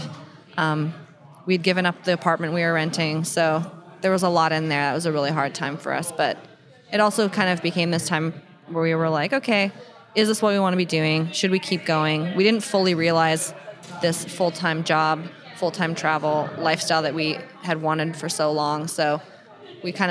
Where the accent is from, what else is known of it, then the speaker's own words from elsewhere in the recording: Canada; we're Canadian